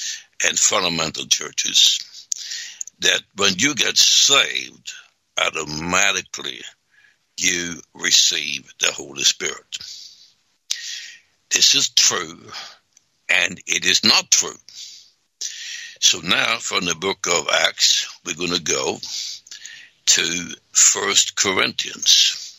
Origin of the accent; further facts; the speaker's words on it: Sweden; now in United States; because I came here in 63 from Sweden, and first I had regular jobs, and then I became a minister